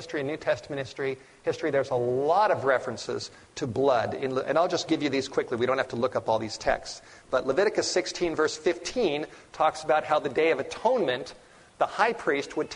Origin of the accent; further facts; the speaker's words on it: Los Angeles, California, United States; I grew up in the Hollywood Hills